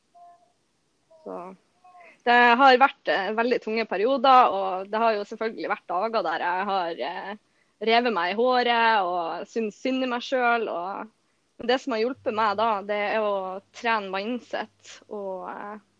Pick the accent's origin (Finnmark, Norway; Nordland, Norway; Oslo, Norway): Nordland, Norway; Bodø